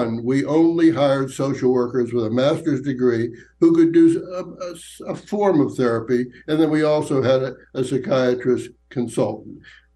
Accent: Johnstown, Pennsylvania, United States; moved away as an adult; also born or lived in New York City; I'm from Johnstown, Pennsylvania originally.

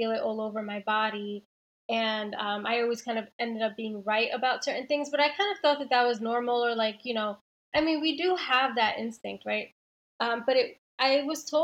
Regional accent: New York City, New York, United States; moved away as an adult; also born or lived in Belleville, New Jersey / Jersey City, New Jersey; I grew up in Queens

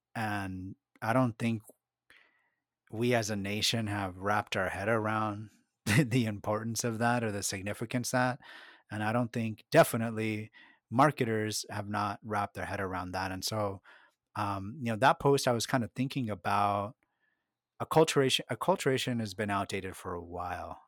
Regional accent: United States; first language Spanish; English is a second language; I was born in this country, but both of my parents are of Mexican origin. My first language was Spanish

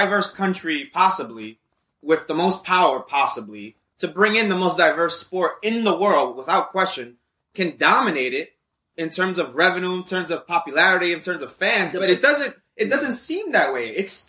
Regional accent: New York City, New York, United States; We grew up in New York City, possibly the biggest city, most well-renowned city

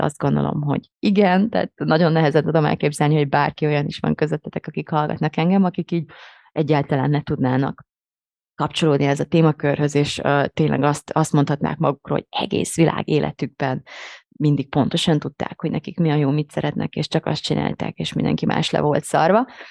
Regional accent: Hungary; akik így magyar identitással élünk

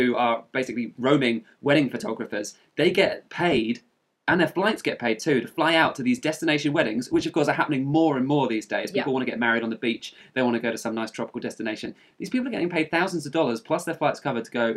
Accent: England, United Kingdom; moved away as an adult; also born or lived in Australia; I was traveling since I left England in 2008. I haven't really stopped traveling because I haven't been back and lived in my home country for any specific length of time

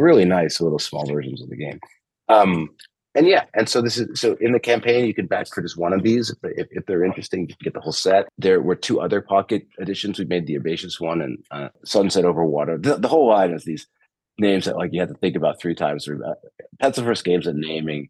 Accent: New York, United States; moved away as an adult; also born or lived in Michigan; now in California, United States; I grew up in New York, and I went to school in Michigan, and so like I'm used to the cold. I'm in California now

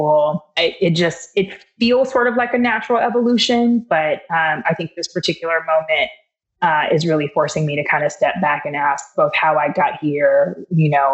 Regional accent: Los Angeles, California, United States; I'm originally from Los Angeles

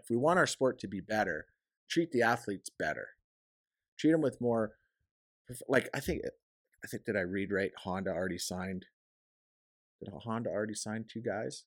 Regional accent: Canada; I'm a Canadian guy

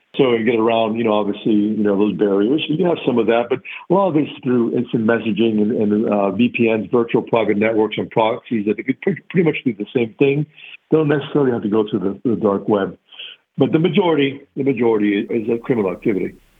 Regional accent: Miami, Florida, United States; Grew up in the Miami area from uh, Cuban parents, immigrants, first generation American

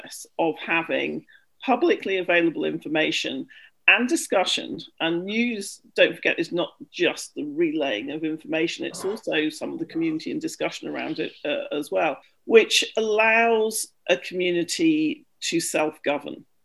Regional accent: London, United Kingdom; I come from London, where you have Speaker's Corner in Hyde Park

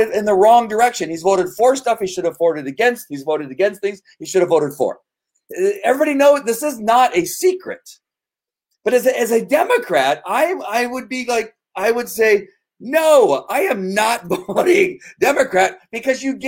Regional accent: California, United States; I'm from California.

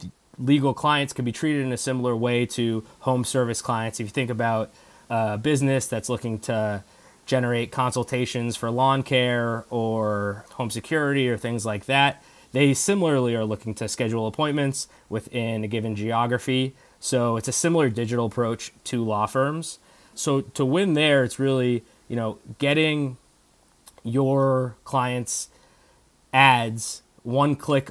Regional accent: East Coast, United States; Growing up on the East Coast, I always had my eyes to get back to an East Coast office.

